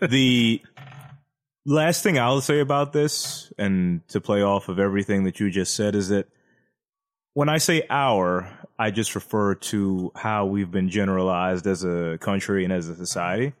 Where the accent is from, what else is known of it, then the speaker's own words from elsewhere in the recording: United States; 'Cause we're American.